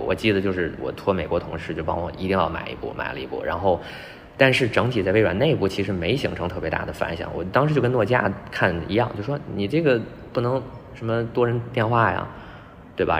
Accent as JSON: {"language": "Chinese", "region": "Beijing", "country": "China", "tie": "born or raised there", "also_born_or_lived": "Guangzhou", "moved": "as an adult", "said": "我是北京人嘛，然后在广州也待了一段时间，说还是想，还是可能得回老家"}